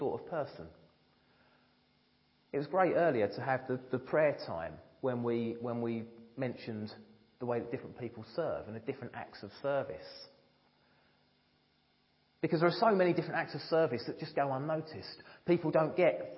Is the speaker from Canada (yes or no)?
no; United Kingdom; being British